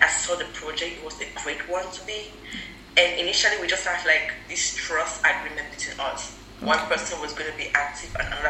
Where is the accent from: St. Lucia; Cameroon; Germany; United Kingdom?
Cameroon; Wum, Northwest Region; now in United States; I'm from the Northwest region.